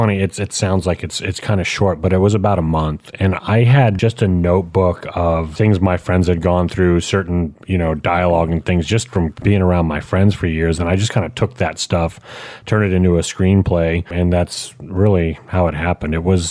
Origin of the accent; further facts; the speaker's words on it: Quebec, Canada; moved away as an adult; also born or lived in Texas; I'm originally from Canada, and in the province of Quebec